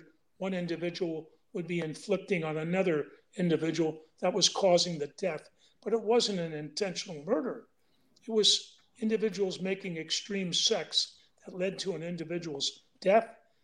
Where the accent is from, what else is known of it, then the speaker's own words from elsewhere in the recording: San Francisco, California, United States; I was born and raised in San Francisco